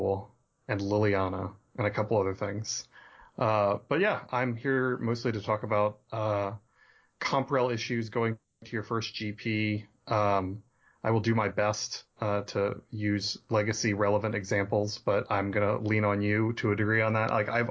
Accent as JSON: {"language": "English", "town": "Virginia Beach", "region": "Virginia", "country": "United States", "said": "I'm from Virginia Beach, Virginia"}